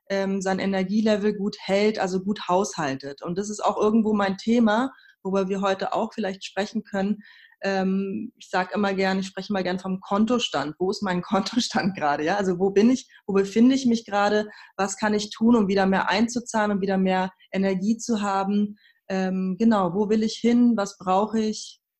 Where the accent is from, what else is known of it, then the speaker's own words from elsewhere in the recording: Berlin, Germany; also born or lived in Tehran, Iran; Ich bin in Teheran geboren und in Berlin aufgewachsen.